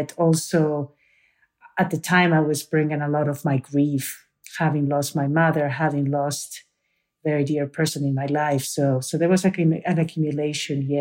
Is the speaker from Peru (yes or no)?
yes; Peru; now in United States; from Peru